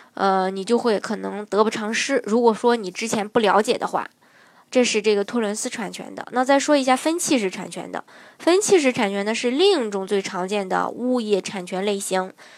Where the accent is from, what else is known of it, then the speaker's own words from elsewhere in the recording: China; 作为中国人